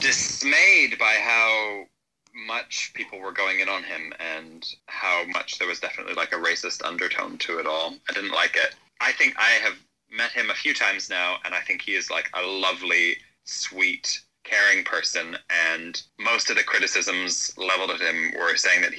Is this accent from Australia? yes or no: no; Canada; moved away; I'm fully Canadian. I don't know.